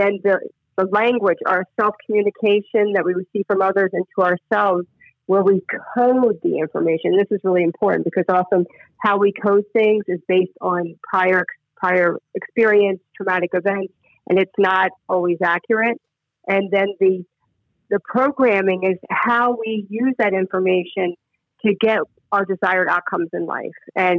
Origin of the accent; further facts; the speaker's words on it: Maryland, United States; also born or lived in Philadelphia / Charlottesville / San Diego / San Francisco; now in Florida, United States; I was born and raised in born in Philadelphia, raised in Maryland, and have lived in Charlottesville, Virginia, spent a lot of time in your neck of the woods.